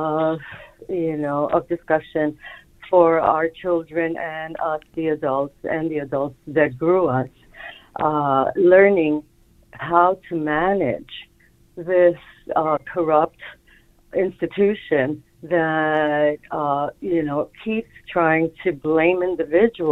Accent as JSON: {"language": "English", "town": "New York City", "region": "New York", "country": "United States", "tie": "born or raised there", "also_born_or_lived": "Bronx, New York", "said": "I live in the Bronx. I grew up in Manhattan"}